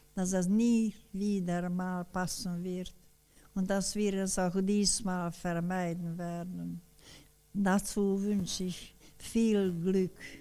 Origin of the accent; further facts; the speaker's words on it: Debrecen, Hajdú-Bihar, Hungary; Im November 1945 kam ich zu Hause in Debrecen wieder an.